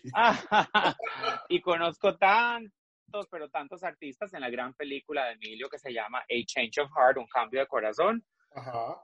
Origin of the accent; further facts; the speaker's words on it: Costa Rica; now in Miami, United States; Yo nací en Costa Rica, nací en Costa Rica en 1978